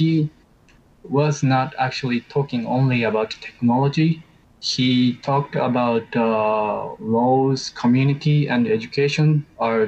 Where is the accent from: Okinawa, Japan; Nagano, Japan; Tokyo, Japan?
Tokyo, Japan; I'm from Tokyo